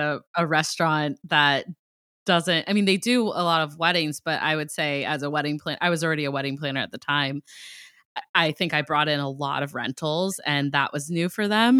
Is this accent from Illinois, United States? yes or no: no; Ohio, United States; now in Boston, United States; I'm from Ohio. I'm like a Midwest girl